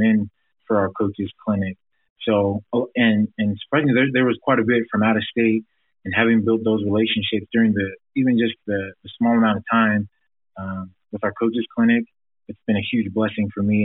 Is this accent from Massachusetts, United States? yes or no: no; Provo, Utah, United States; growing up in Provo, Utah, there's not a lot of diversity